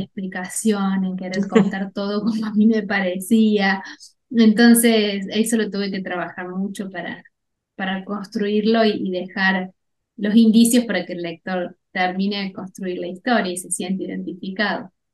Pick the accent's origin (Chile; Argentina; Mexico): Argentina; Cruz del Eje, Córdoba; yo soy de Cruz del Eje